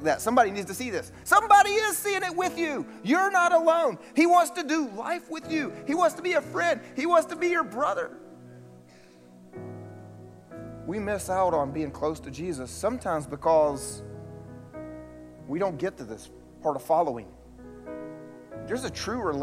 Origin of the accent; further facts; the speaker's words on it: the South, United States; I grew up here in the South going to church.